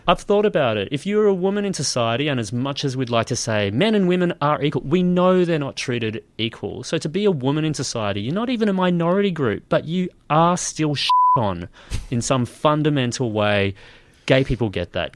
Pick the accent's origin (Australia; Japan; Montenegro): Australia; Nambour, Queensland; moved away; I was born in Nambour